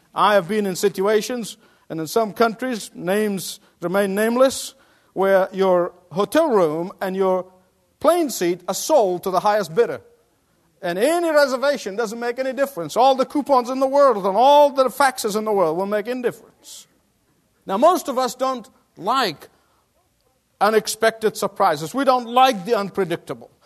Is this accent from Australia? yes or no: yes; Australia; moved away; my Australian compatriots